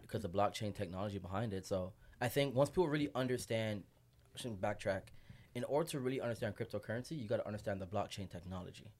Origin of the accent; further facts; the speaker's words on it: Toronto, Ontario, Canada; moved away as an adult; also born or lived in Vancouver; now in Montreal, Canada; born and raised in Toronto. Just moved to M T L last night